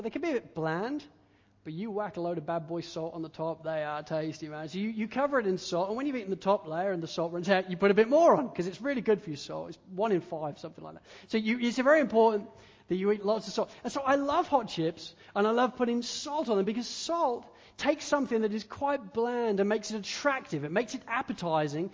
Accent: England, United Kingdom; now in Australia; I'm an Englishman

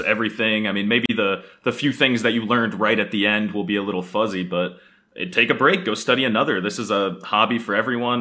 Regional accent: United States; first language English; as an American growing up

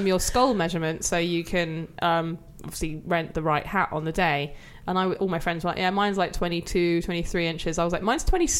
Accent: United Kingdom; moved away as an adult; also born or lived in Reading / London; I come from just over the border of England and Wales, so it's about 2.5 hour drive to where I'm from Reading tops.

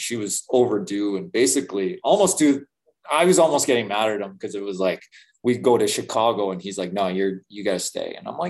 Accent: Manitoba, Canada; Yeah, so I think I came from Manitoba where we had a ton of leaders.

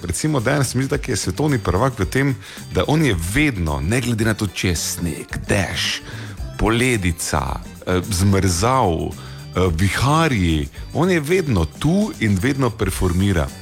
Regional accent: Slovenia; Slovenci smo

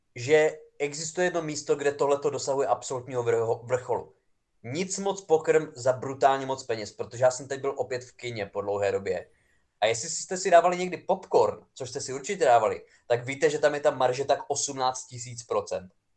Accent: near Přerov, Olomouc Region, Czechia; já pocházím vlastně z kousek od Přerova

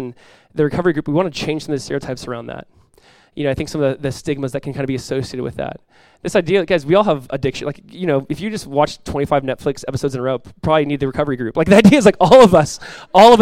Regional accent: United States; We're American Christians

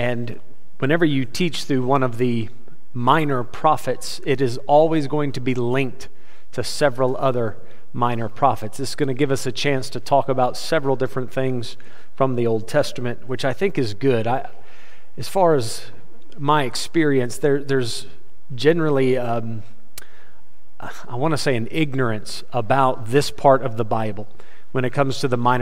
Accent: United States; I'm an American

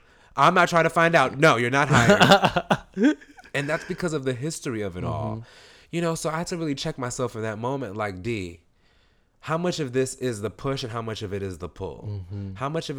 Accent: East Coast, United States; because we grew up on the East Coast. I'm not a West Coaster

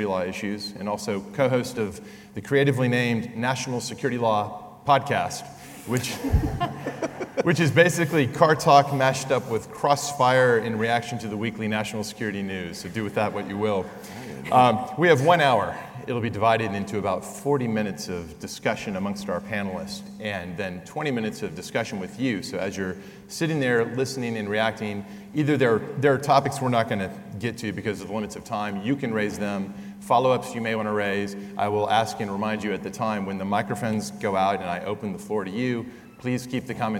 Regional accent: San Antonio, Texas, United States; my hometown, San Antonio

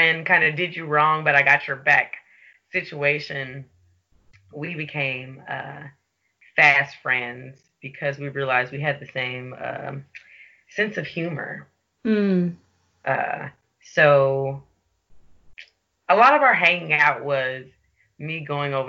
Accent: Chicago, Illinois, United States; now in Portland, United States; I live in Portland, Oregon, but I'm originally from Chicago, Illinois.

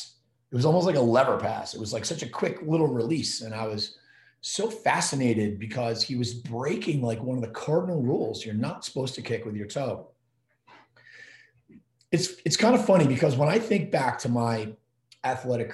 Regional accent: Providence, Rhode Island, United States; I grew up in Providence

